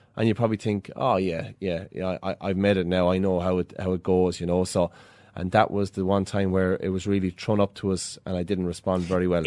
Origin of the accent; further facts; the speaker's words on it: Ballyhale, Leinster, Ireland; when I was a boy growing up in Ballyhale